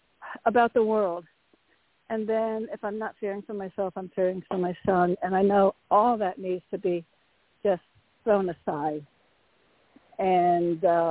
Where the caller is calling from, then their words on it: Connecticut, United States; from Connecticut.